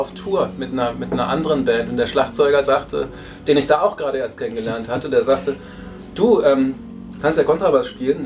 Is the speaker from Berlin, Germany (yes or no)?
yes; Berlin, Germany; moved away as an adult; now in Potsdam, Germany; ich bin geborener Berliner, wohne zwar mittlerweile in Potsdam